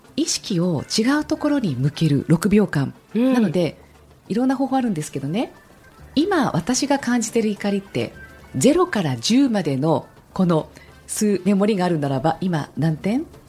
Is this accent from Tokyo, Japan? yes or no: no; Yokohama, Kanagawa, Japan; 横浜で育ったので